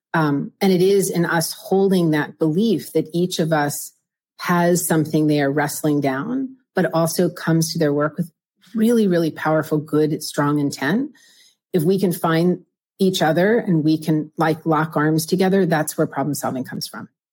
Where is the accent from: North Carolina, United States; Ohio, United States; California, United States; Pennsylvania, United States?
Pennsylvania, United States; also born or lived in Philadelphia suburbs, Pennsylvania / Pittsburgh suburbs, Pennsylvania; I grew up in Pennsylvania, half of my life in the eastern side of Pennsylvania, the suburbs of Philadelphia, half in the western side of um, Pennsylvania, the suburbs of Pittsburgh